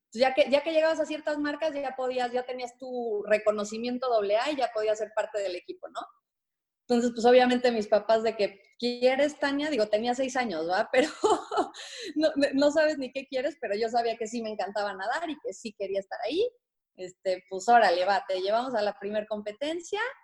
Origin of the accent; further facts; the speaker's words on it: Mexico City, Mexico; nací, nací en la Ciudad de México este, y a los seis años nos mudamos de casa